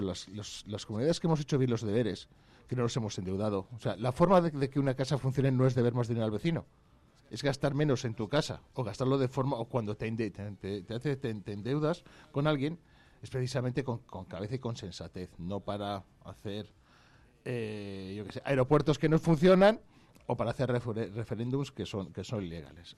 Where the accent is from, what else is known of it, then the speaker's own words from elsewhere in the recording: Vallejo de Orbó, Castile and León, Spain; tengo la suerte de que se nombra a mi pueblo en el himno